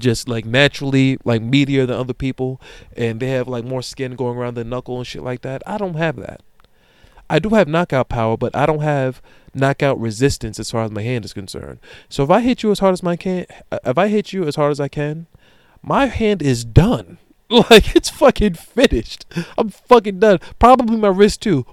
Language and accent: English; Amityville, New York, United States; I'm from Amityville